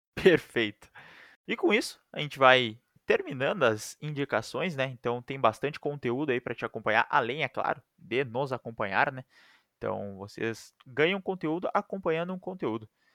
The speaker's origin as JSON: {"language": "Portuguese", "country": "Brazil", "said": "a gente é brasileiro"}